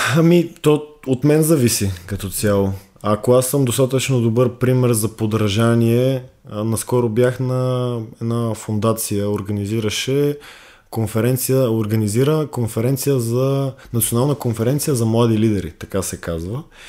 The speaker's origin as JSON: {"language": "Bulgarian", "country": "Bulgaria", "said": "ние като българи имаме голяма вина"}